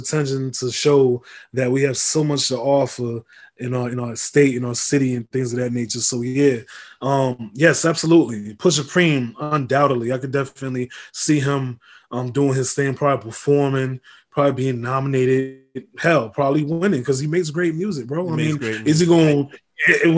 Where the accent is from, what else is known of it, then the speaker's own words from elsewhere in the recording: Tampa, Florida, United States; my hometown, Tampa, Florida